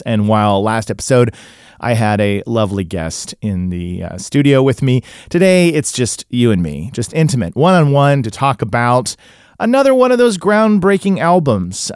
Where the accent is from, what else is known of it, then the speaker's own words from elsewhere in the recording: Tulsa, Oklahoma, United States; also born or lived in Illinois; now in Los Angeles, United States; I grew up in Tulsa, then lived in Illinois